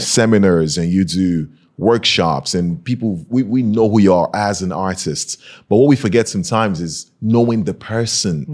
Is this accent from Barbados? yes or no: no; Nigeria; moved away; I'm from Nigeria